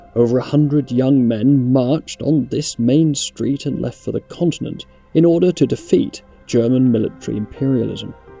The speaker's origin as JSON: {"language": "English", "town": "Cockermouth", "region": "North West England", "country": "United Kingdom", "tie": "born or raised there", "said": "my hometown of Cockermouth in northwest England"}